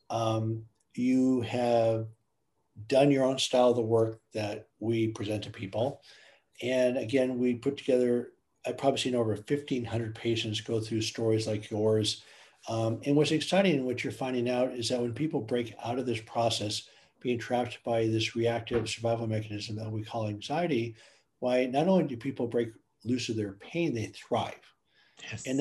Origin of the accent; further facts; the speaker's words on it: Germany; moved away; I grew up in Germany.